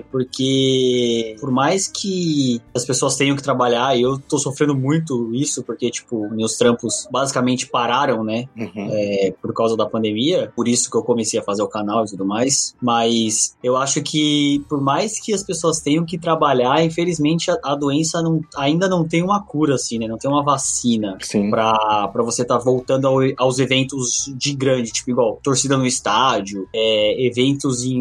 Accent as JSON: {"language": "Portuguese", "region": "São Paulo", "country": "Brazil", "said": "eu trabalho pra uma agência, que ela é do Recife, né? Mas eu sou de São Paulo."}